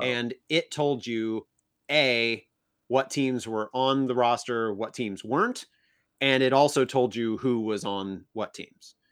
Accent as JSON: {"language": "English", "town": "Oneida", "region": "Illinois", "country": "United States", "also_born_or_lived": "Galesburg, Illinois", "moved": "yes", "said": "I'm from Oneida, Illinois"}